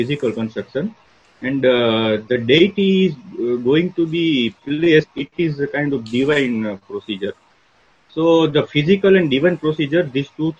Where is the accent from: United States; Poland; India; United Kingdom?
India; Gujarat; I am from Gujarat